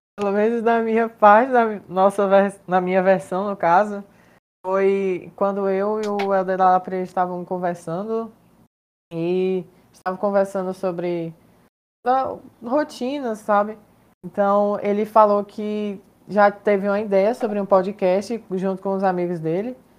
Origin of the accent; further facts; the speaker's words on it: Fortaleza, Ceará, Brazil; eu sou daqui de Fortaleza, Ceará